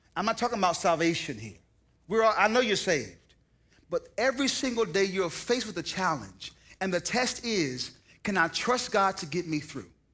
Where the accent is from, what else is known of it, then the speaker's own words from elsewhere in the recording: the South, United States; now in the West, United States; I now live in the West, but I'm from the South